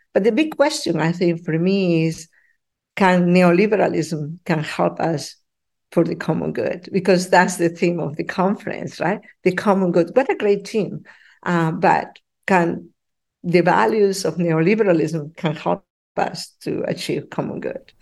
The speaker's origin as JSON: {"language": "English", "country": "Peru", "moved": "yes", "lives_now": "Ottawa, Canada", "said": "I'm from Peru"}